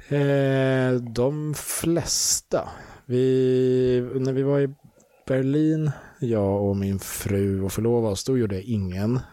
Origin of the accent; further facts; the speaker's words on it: Sweden; also born or lived in England; jag är svensk